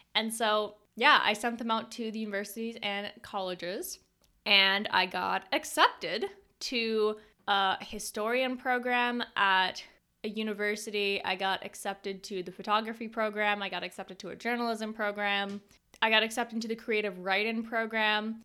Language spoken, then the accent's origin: English; Canada; a Canadian homeschooled girl